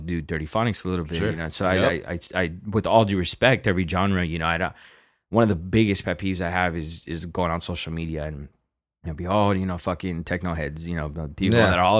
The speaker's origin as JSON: {"language": "English", "town": "Los Angeles", "region": "California", "country": "United States", "tie": "born or raised there", "said": "I grew up in South Central downtown. I went to Rosemont Elementary School."}